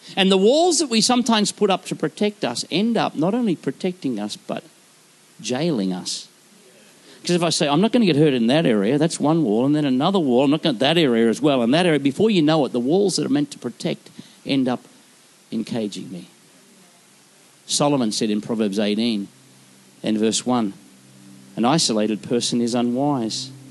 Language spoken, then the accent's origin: English; Queensland, Australia; I am from Queensland.